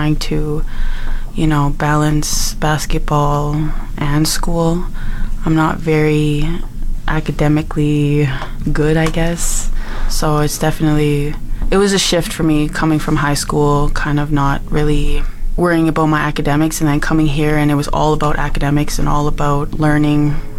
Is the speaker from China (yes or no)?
no; Edmonton, Alberta, Canada; also born or lived in Slave Lake; now in Fort McMurray, Canada; I was born in Edmonton. That's where I grew up